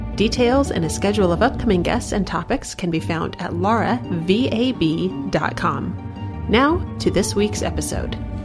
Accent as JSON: {"language": "English", "region": "Midwest", "country": "United States", "said": "I'm from the Midwest"}